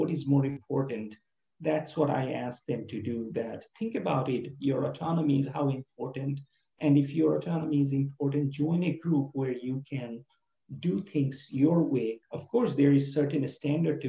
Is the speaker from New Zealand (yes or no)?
no; Bangladesh; moved away; I'm from Bangladesh and near India